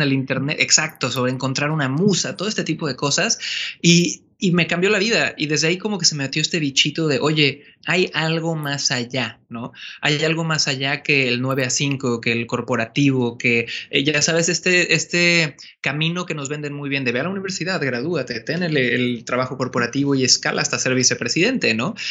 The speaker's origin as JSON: {"language": "Spanish", "town": "Cancún", "region": "Quintana Roo", "country": "Mexico", "tie": "born or raised there", "also_born_or_lived": "Santiago, Chile", "moved": "as an adult", "said": "Yo soy originario de Cancún, México. Sí, nací en la playa."}